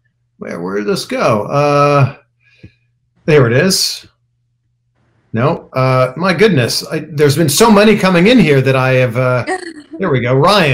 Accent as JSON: {"language": "English", "town": "Pickering", "region": "Ontario", "country": "Canada", "also_born_or_lived": "Toronto, Canada", "moved": "as an adult", "lives_now": "United States", "said": "I'm actually from Pickering, which is just outside of Toronto."}